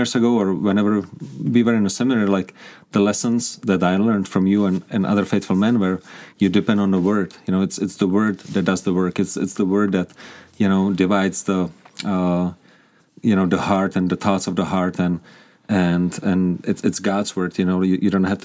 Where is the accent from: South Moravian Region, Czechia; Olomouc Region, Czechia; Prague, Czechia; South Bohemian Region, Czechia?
Prague, Czechia; English is a second language; moved away as an adult; now in Kuřim, Czech Republic; But I grew up in Prague. I grew up in the capital.